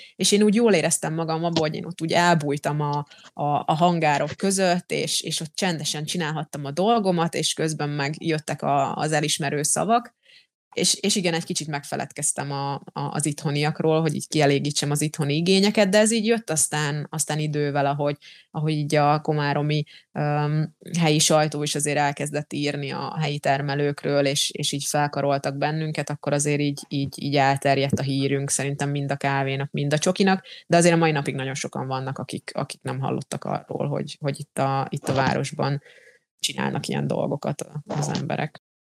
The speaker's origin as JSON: {"language": "Hungarian", "country": "Slovakia", "first_language": "Hungarian", "said": "én felvidéki magyar vagyok"}